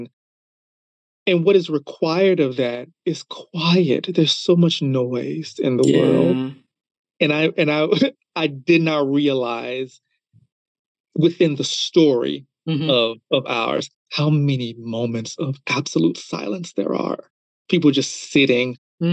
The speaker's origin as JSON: {"language": "English", "country": "United States", "said": "as being an American"}